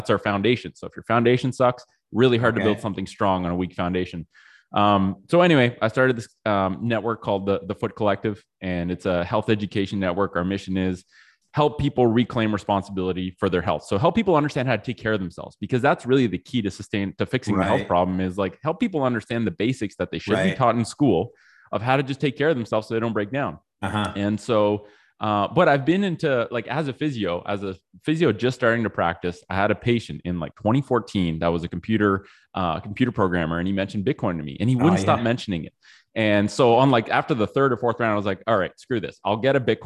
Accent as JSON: {"language": "English", "town": "Ottawa", "region": "Ontario", "country": "Canada", "tie": "born or raised there", "also_born_or_lived": "Australia", "said": "I grew up in Ottawa"}